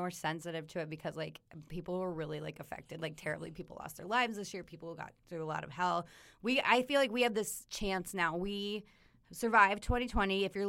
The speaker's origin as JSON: {"language": "English", "region": "Colorado", "country": "United States", "tie": "born or raised there", "said": "But I grew up in Colorado. I was there my entire life."}